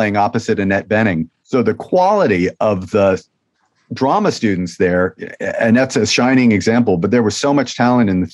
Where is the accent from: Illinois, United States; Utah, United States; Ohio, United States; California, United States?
California, United States; San Francisco; also born or lived in San Diego; now in Los Angeles, United States; I was raised by Quakers in San Francisco